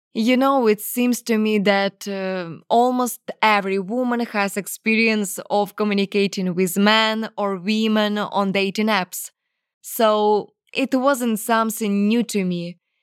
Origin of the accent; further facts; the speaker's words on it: Ukraine; English is a second language; they came to my country to kill my people